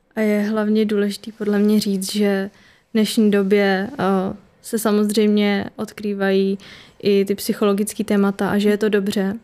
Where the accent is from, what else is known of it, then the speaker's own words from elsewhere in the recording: Liberec, Liberec Region, Czechia; moved away as an adult; now in Prague, Czech Republic; teď studuju v Praze a jsem původně teda z Liberce